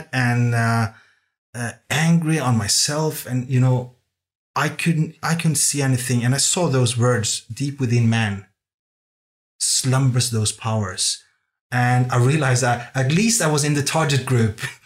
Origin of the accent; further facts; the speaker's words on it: Norway; English is a second language; moved away as an adult; also born or lived in Copenhagen, Denmark; I grew up in Norway